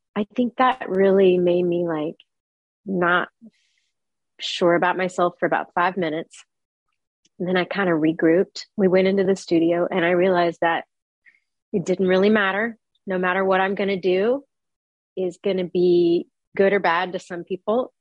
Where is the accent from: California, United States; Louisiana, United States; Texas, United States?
Texas, United States; also born or lived in New York City, United States; I was born in New York City, but I moved to Texas when I was about three or four. And I mostly grew up in Texas